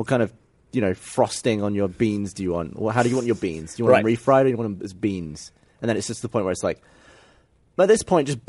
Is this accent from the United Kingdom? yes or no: yes; United Kingdom; as a British person